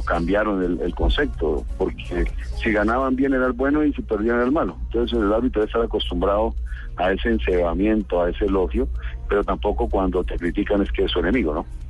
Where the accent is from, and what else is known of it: Colombia